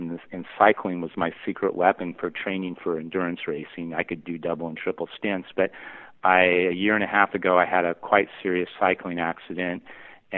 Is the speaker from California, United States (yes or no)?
yes; Newport Beach, California, United States; also born or lived in Pacific Northwest; the town I grew up in Newport Beach